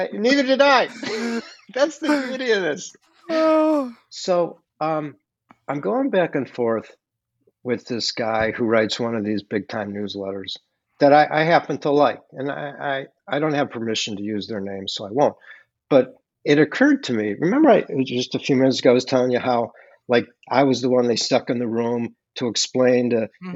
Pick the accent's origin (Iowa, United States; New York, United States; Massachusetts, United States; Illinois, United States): Illinois, United States; Chicago; I grew up in Chicago